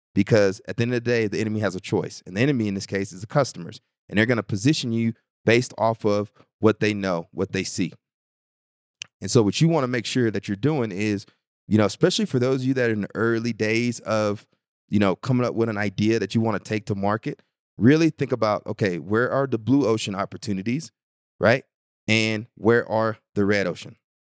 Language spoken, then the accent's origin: English; Bryan, Texas, United States; my hometown of Bryan College Station, Texas